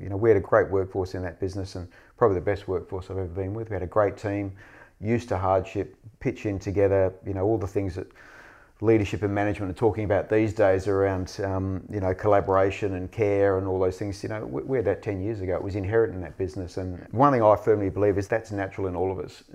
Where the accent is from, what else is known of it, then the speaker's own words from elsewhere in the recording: Western Australia, Australia; I grew up in Western Australia, I grew up in the seventies